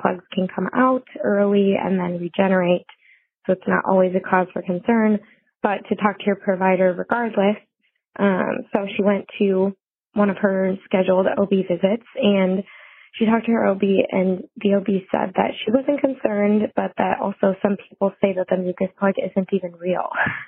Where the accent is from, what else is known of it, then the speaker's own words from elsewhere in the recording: Madison, Wisconsin, United States; I'm from Madison, Wisconsin.